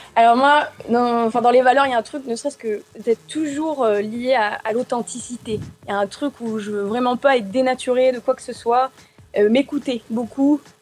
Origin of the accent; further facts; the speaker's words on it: Arles, Provence-Alpes-Côte d'Azur, France; je suis née donc à Arles, tu en as parlé, mais c'est vrai que j'ai toujours baigné dans une culture très hispanique, avec les ferias